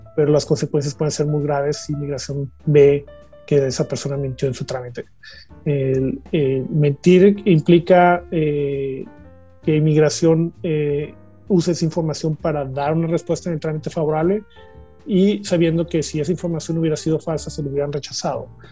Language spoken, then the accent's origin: Spanish; La Paz, Baja California Sur, Mexico; moved away as an adult; now in Canada; yo soy original de La Paz, California, de, México